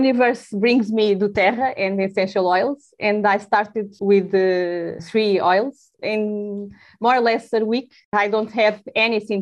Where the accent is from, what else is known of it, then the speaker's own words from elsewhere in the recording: Lisbon, Portugal; English is a second language; I'm from Portugal. I'm from Lisbon, and I'm very Portuguese.